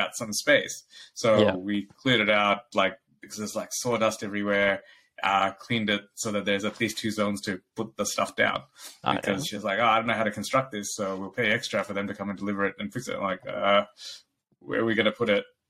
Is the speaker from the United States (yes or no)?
no; Bangladesh; moved away; I grew up in Bangladesh